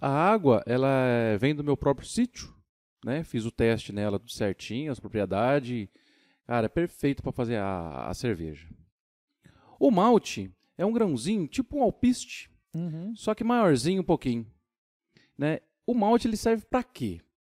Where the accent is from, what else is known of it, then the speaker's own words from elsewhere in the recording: São Paulo, Brazil; now in Tocantins, Brazil; E nasci em São Paulo, fui criado em São Paulo, mudei para Tocantins em 2001